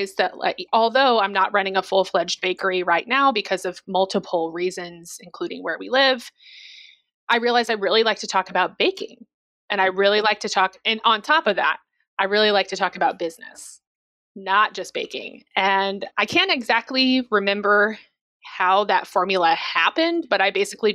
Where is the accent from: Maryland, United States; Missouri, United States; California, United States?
Missouri, United States; moved away; I'm also from Missouri.